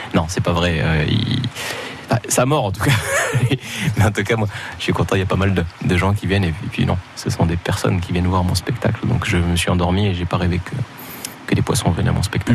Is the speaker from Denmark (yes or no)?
no; Morocco; moved away; j'ai grandi au Maroc